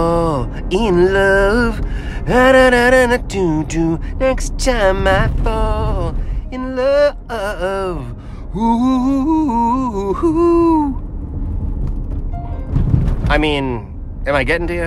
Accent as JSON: {"language": "English", "town": "Virginia Beach", "region": "Virginia", "country": "United States", "tie": "born or raised there", "said": "Z104, which is my hometown station"}